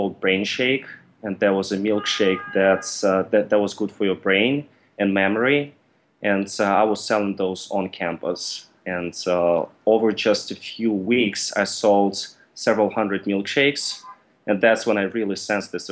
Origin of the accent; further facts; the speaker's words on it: Russia; also born or lived in Mississippi, United States; now in United States; originally, I'm from Russia, and I came to the U.S. in 2005 for school.